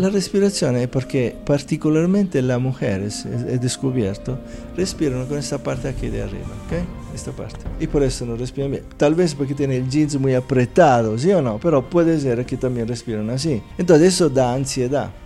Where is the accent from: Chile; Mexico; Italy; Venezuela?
Italy; Spanish is a second language; moved away as an adult; also born or lived in India / Philippines / Southeast Asia / United States; now in Medellín, Colombia; nací en Italia hace 60 años